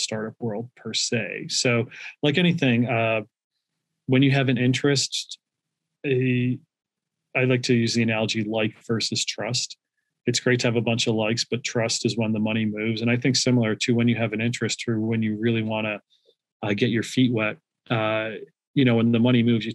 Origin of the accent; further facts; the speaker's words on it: Scranton, Pennsylvania, United States; moved away as an adult; also born or lived in Philadelphia, Pennsylvania; now in Austin, United States; I grew up in Scranton, PA